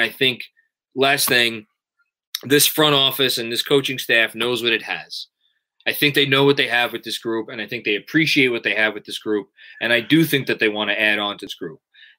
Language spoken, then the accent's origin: English; New York, United States; accent: New York; Is that a New York thing? Yes. Yes, it is. I cannot say the word huge properly. It's U-G-E. I can fix certain aspects of my accent. I cannot fix that. Never will be able to do it.